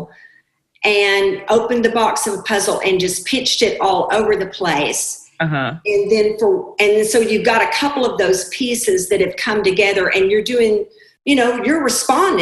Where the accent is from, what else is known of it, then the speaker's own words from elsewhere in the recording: Arkansas, United States; I was raised in Arkansas in the 60s.